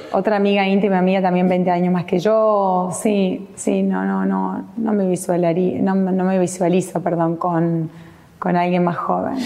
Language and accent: Spanish; Mendoza, Argentina; now in Buenos Aires, Argentina; Y es como mi segunda casa después de Mendoza. Yo soy mendocina